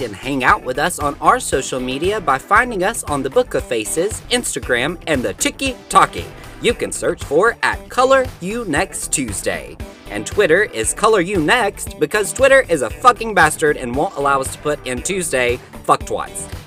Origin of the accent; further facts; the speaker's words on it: Alabama, United States; I'm from Alabama